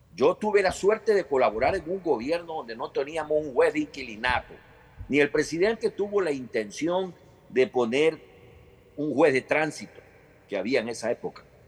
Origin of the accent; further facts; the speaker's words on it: Ecuador; como ecuatoriano